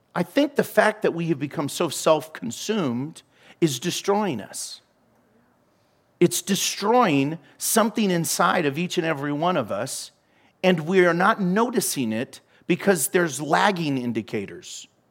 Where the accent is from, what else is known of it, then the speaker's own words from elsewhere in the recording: United States; I'm American.